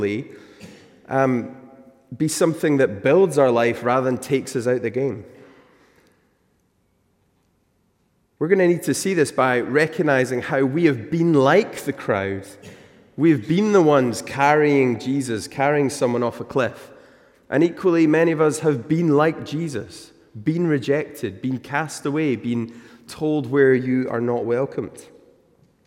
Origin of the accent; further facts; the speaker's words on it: Newton Mearns, Scotland, United Kingdom; now in South Queensferry, United Kingdom; I grew up in Newton Mearns. It's in the south side of Glasgow